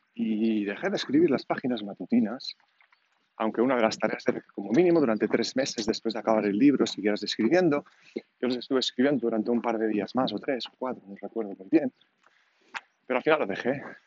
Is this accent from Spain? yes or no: yes; Catalonia, Spain; accent: Catalan; first language Catalan; Spanish is a second language; Yo, como habréis notado seguramente por el acento, soy catalán